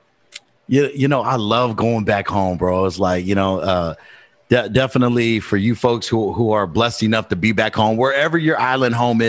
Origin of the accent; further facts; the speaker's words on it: Long Beach, California, United States; born and raised in Long Beach, California